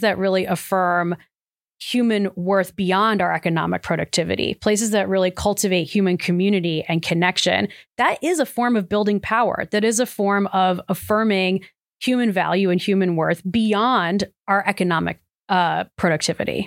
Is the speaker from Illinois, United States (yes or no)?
no; Cleveland, Ohio, United States; I come from Cleveland, not far from Akron, so shout out to Northeast Ohio